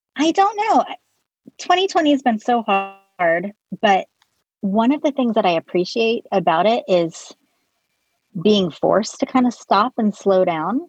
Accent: Colorado, United States; moved away; I was born in Colorado, and my brother lives in Denver.

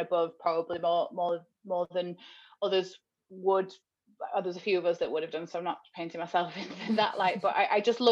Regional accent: Wigan, North West England, United Kingdom; moved away; I'm from Wigan in the north, so quite a poor town

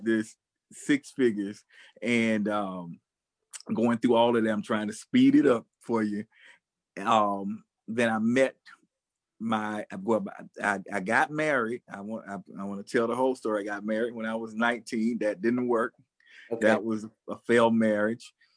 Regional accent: United States; I'm an American filmmaker

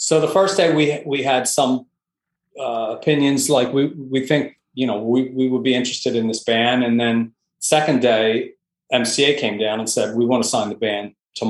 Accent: Delaware, United States; moved away; also born or lived in Boston / New York; I come from Delaware originally

